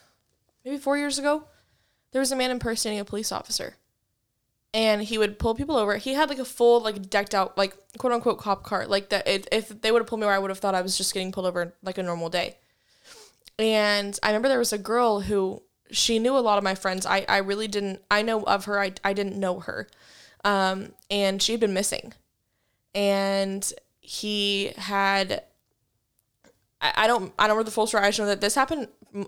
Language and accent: English; Wichita, Kansas, United States; Like, especially like growing up in Wichita, I feel like I'm just scared because, like, one, when I was little, BTK was still a thing.